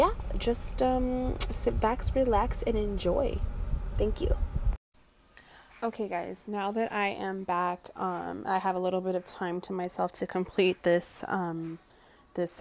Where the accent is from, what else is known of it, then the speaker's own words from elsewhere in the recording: California, United States; moved away as an adult; also born or lived in Michigan; now in Detroit area, Michigan, United States; I was previously living in California, which was born and raised in California